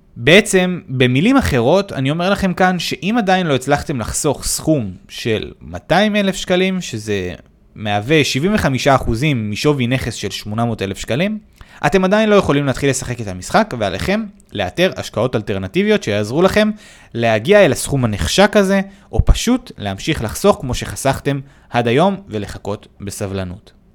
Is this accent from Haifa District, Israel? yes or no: yes; Haifa, Haifa District, Israel; במקור נולדתי וגדלתי בחיפה